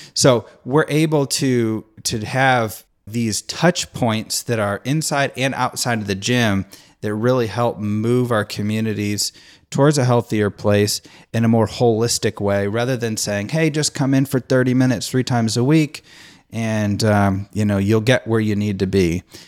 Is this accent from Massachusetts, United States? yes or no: no; Nashville, Tennessee, United States; I'm from the Nashville area